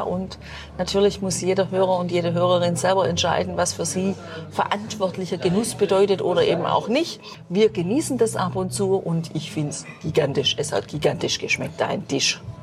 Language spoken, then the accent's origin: German; Germany; bei uns in Deutschland